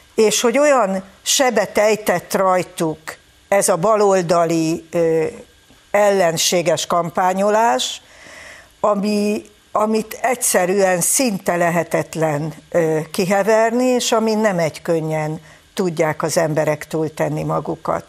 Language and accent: Hungarian; Hungary; büszke magyarok vagyunk